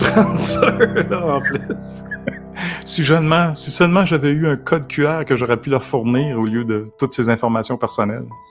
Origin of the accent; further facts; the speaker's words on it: Canada; en tant que Canadien